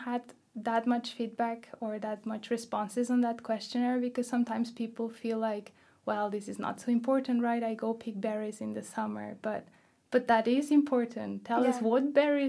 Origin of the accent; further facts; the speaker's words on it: Catalonia, Spain; English is a second language; where I grew up in Catalonia